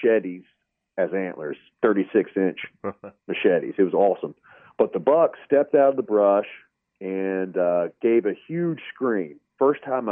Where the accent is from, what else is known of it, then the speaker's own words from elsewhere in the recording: Kentucky, United States; moved away as an adult; also born or lived in Illinois; now in Texas, United States; I'm just from Kentucky.